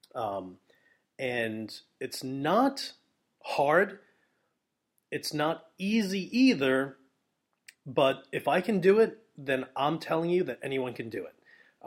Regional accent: New York City, New York, United States; I'm from New York City

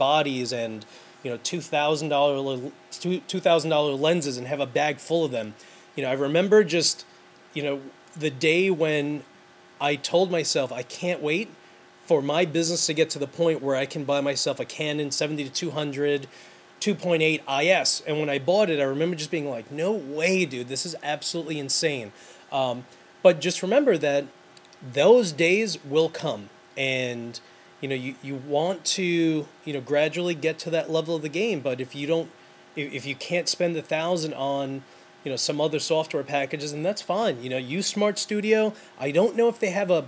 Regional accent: New York City, New York, United States; I grew up in New York City.

